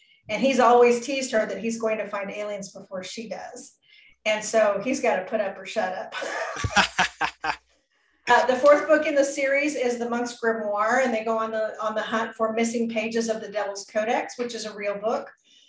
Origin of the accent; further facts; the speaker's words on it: Pacific Northwest, United States; I grew up in the Pacific Northwest for a very brief period of time.